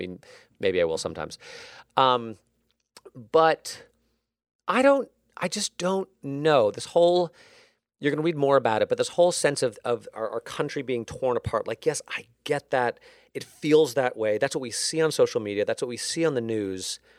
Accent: Connecticut, United States; I'll share a personal story, which is, you know, after the Sandy Hook shooting, which was close to where I grew up in Connecticut.

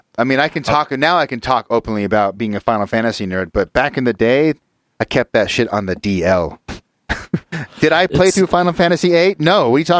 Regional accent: Utah, United States; But I think partially I grew up in Utah and Utah County, which especially in the 80s and 90s was literally like 98% Mormon.

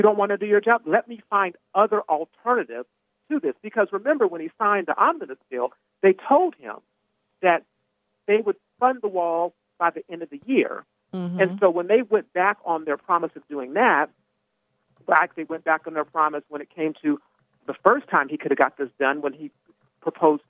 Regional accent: Arizona, United States; I'm from Arizona

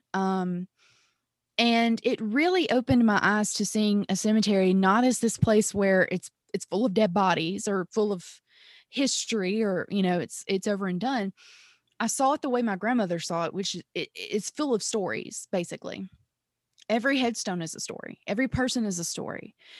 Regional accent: Mississippi, United States; I'm originally from Mississippi

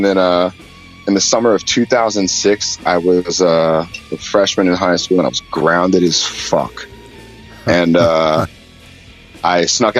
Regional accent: Annapolis, Maryland, United States; moved away; also born or lived in Philadelphia; I'm actually originally born and raised in Annapolis, Maryland, actually.

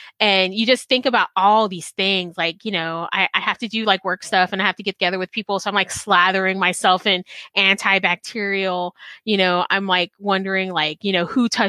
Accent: South Texas, United States; growing up in South Texas

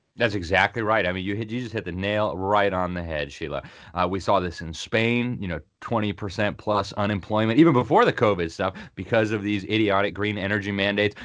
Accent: Miami, Florida, United States; moved away as an adult; also born or lived in Sweden; My hometown of Miami

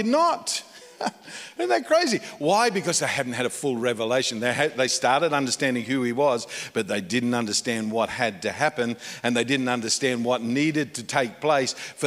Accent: Australia; moved away as an adult; now in United States; I moved to America. Been there for almost 10 years. And so I'm an Australian in America

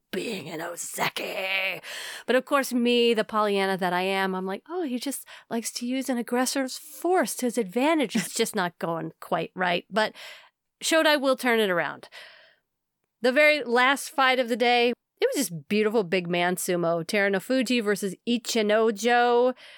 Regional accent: United States; as an American.

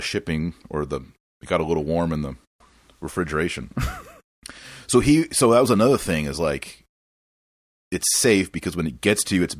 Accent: Fort Worth, Texas, United States; I was born and raised in Fort Worth.

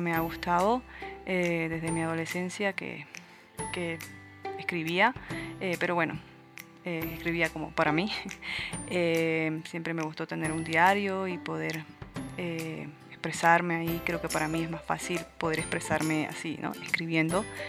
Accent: Santiago de Chiquitos, Santa Cruz, Bolivia; soy boliviana, tengo 32 años y vengo de Santiago de Chiquitos, que es un pueblo pequeño, hermoso, que se encuentra en el oriente boliviano.

